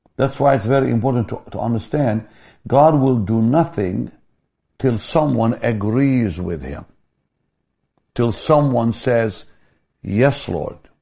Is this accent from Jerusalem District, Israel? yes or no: no; Jaffa, Tel Aviv District, Israel; I grew up in the Catholic school in Jaffa, we prayed every day